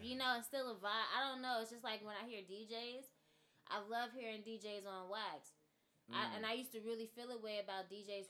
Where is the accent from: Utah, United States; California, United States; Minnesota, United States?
California, United States; moved away; growing up in California